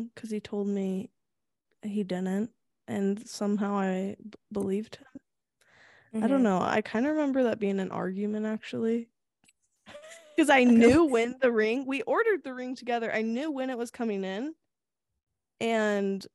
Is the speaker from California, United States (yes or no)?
yes; Sacramento, California, United States; In Sacramento, my hometown.